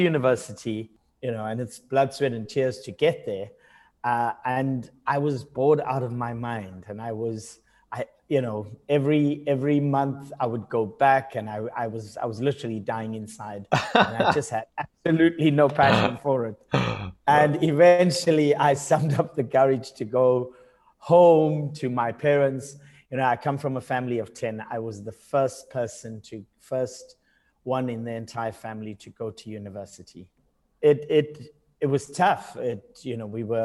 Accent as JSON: {"language": "English", "town": "Durban", "region": "KwaZulu-Natal", "country": "South Africa", "tie": "born or raised there", "also_born_or_lived": "Johannesburg", "moved": "as an adult", "said": "I was born in the outskirts of the city of Durban and grew up in Durban like the first sort of 18 years of my life"}